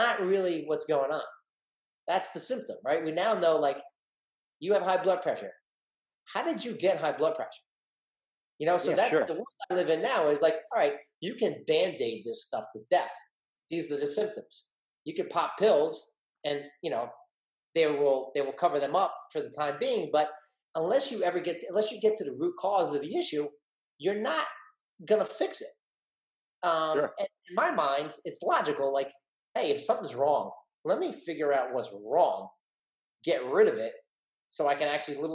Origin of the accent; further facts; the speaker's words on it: East Brunswick, New Jersey, United States; average kid growing up in East Brunswick, New Jersey